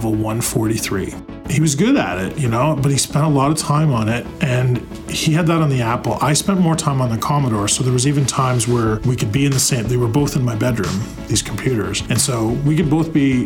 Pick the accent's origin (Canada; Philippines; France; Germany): Canada; Brantford, Ontario; I'm 41 years old, and I'm from Brantford, Ontario, Canada.